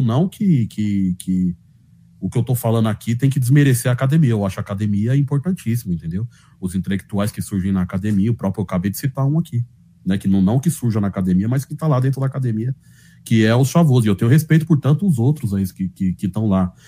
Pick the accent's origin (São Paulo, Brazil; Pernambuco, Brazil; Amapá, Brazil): São Paulo, Brazil; accent: paulista da periferia; eu sou paulista, Sabe, mano? Minha mãe, meu pai, minha família é toda da Bahia